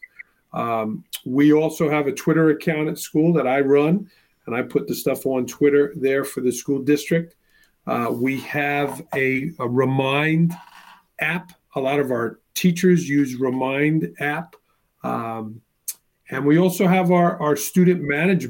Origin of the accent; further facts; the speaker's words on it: New York City, New York, United States; moved away as an adult; also born or lived in Brooklyn, New York / North Carolina; now in Milford, United States; I grew up in Staten Island, New York